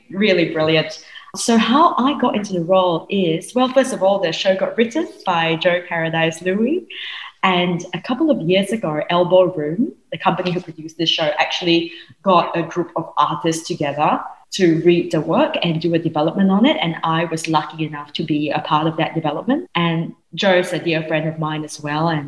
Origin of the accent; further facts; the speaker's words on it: Singapore; I grew up in Singapore.